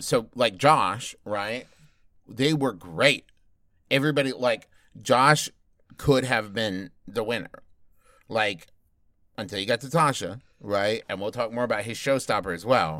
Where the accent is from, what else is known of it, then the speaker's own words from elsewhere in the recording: United States; as an American